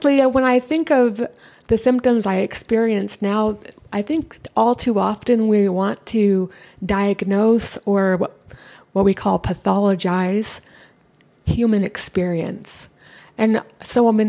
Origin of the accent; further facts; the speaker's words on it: San Diego, California, United States; I was born and raised here in San Diego.